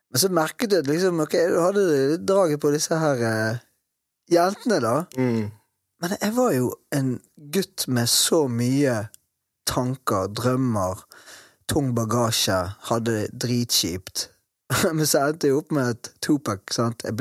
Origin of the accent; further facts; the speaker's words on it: Bergen, Vestland, Norway; Og jeg også ute dette her med nynazismen i Matopen, der jeg vokste opp.